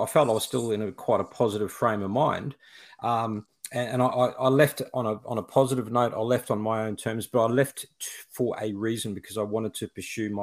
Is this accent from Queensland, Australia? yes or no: yes; Toowoomba, Queensland, Australia; also born or lived in Brisbane, Queensland; I grew up in a city called Toowoomba, up on a mountain. It's sort of cooler weather there. I was born and bred in Toowoomba